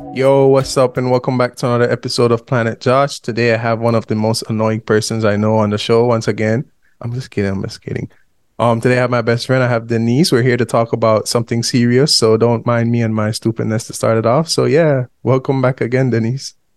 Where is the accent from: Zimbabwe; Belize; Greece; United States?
Belize; we are both from Central America, Honduras and Belize